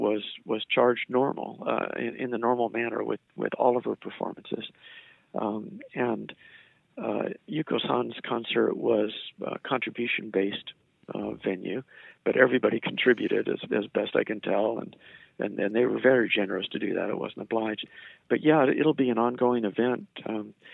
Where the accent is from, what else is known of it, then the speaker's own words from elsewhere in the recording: United States; also born or lived in Japan; I'm an American.